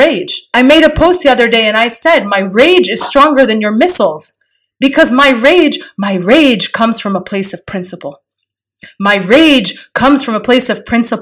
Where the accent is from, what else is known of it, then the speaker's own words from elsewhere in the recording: Kuwait; I may have been born in exile. I was born in Kuwait.